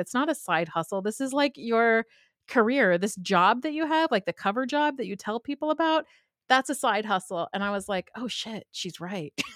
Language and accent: English; Southern California, United States; now in Pittsburgh, United States; I grew up in Southern California